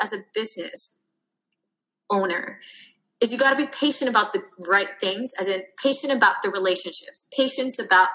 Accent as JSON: {"language": "English", "country": "United States", "said": "I'm Korean American"}